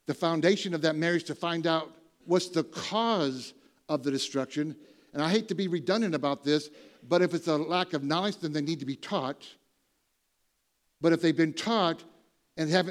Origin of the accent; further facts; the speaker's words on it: Michigan, Ohio, Midwest, United States; moved away; I grew up in Michigan, Ohio, you know, all my relatives farmers